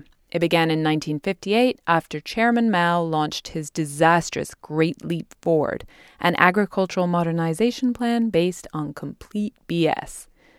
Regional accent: England, United Kingdom; although growing up in England, we didn't go trick-or-treating or dress up or anything.

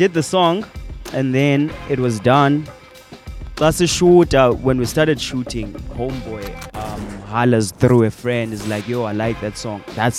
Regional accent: Mthatha, Eastern Cape, South Africa; now in Johannesburg, South Africa; I'm from Eastern Cape.

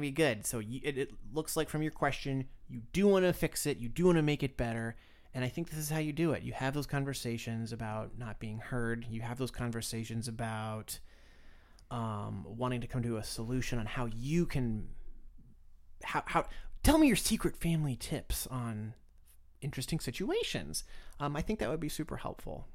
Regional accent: Florida, United States; moved away; I grew up in Florida

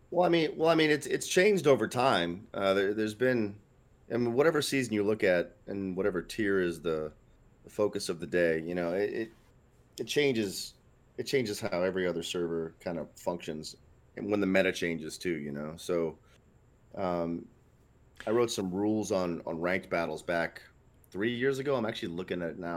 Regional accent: Northeast United States, United States; I'm from the Northeast United States

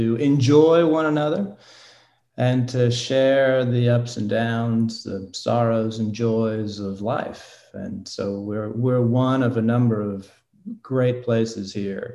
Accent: Oklahoma City, Oklahoma, United States; also born or lived in Massachusetts / Abilene, Texas; now in Lake Forest, United States; I am originally from Massachusetts, but my family moved to Oklahoma City when I was 10 years old. So I'm an Okie. I was raised in Oklahoma

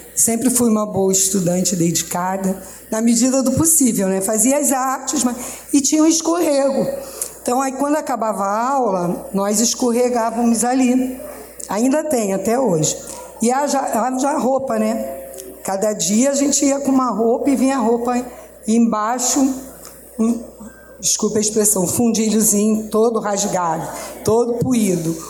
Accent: Rio de Janeiro, Brazil; sou nascida e criada aqui na Ladeira do Livramento

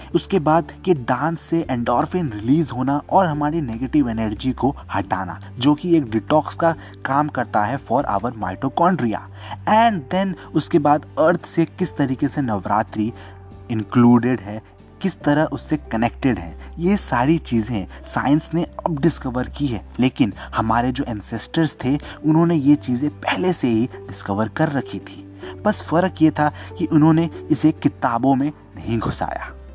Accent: Bihar, India; हमारे गांव यानी बिहार में

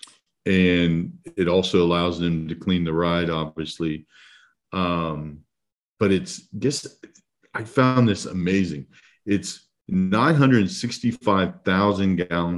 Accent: Ohio, United States; moved away; when I was growing up in Ohio

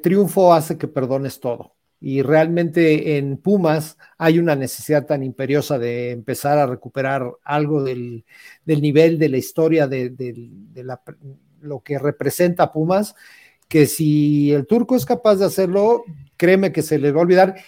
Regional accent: Mexico; como mexicanos

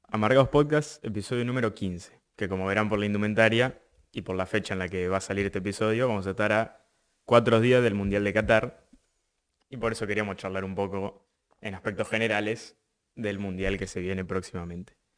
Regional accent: Argentina; siendo argentino

